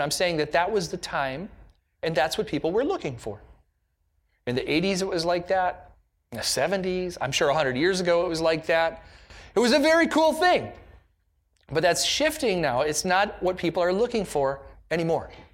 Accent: United States; an American in the nineteen nineties

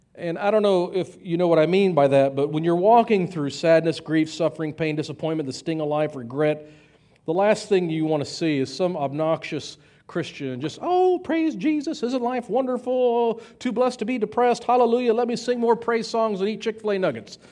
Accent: United States; we're Americans

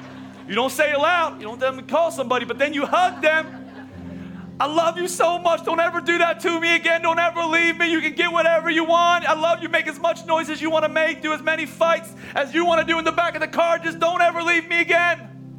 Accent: Pennsylvania, United States; I'm from Oklahoma or she's from Oklahoma, I'm from Pennsylvania, and he crossed our paths

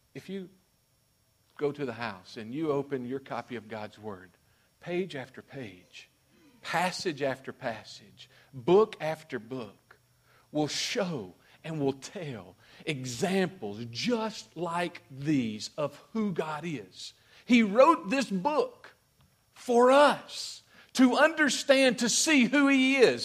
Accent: Mississippi, United States; I'm from Mississippi

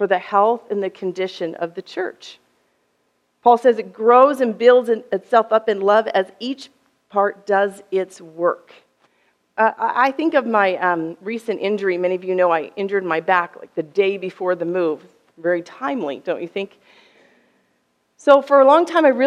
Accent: United States; I'm American from the West

